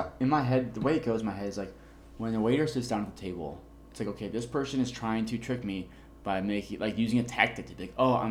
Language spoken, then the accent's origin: English; United States; We're American.